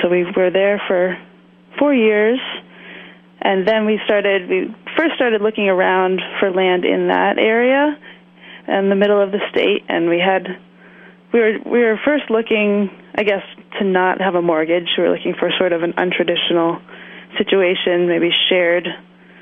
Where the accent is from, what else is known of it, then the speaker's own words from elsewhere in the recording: Vermont, United States; I grew up in Vermont